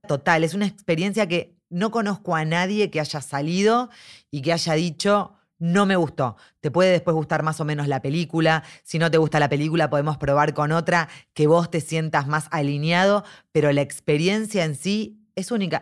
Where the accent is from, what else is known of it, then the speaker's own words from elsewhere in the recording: Argentina; nosotros como argentinos